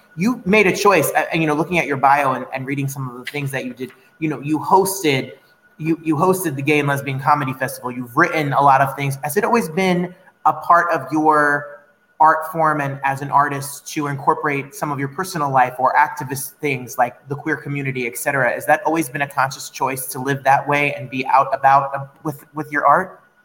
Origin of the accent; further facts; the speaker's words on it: Ridgefield Park, New Jersey, United States; growing up in Richfield Park